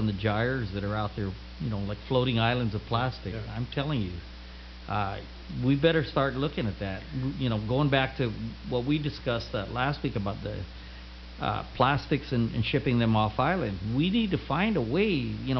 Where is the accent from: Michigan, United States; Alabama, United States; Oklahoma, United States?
Oklahoma, United States; I came from Oklahoma